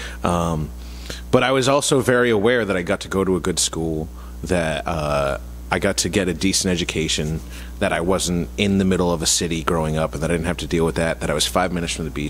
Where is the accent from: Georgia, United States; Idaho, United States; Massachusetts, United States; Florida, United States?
Massachusetts, United States; Mattapoisett; I grew up in Mattapoisett, which is, like, a rich white town for the most part